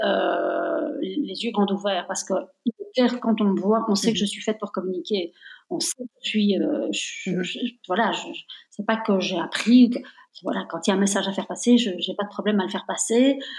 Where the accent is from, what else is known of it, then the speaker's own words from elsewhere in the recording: Belgium; Moi, je suis née en Belgique, mais je suis de nationalité italienne